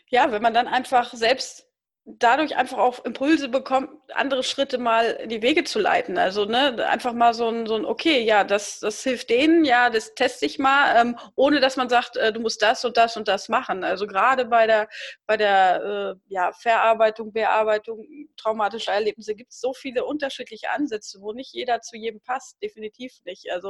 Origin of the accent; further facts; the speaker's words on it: East Frisia area, Lower Saxony, Germany